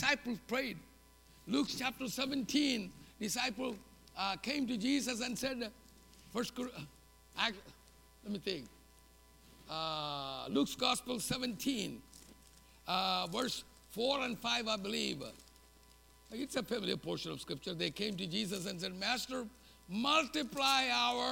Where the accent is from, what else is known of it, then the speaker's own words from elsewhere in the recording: South India, India; English is a second language; moved away as an adult; now in United States; I lived in the southern tip of India. I learned English from sixth grade on.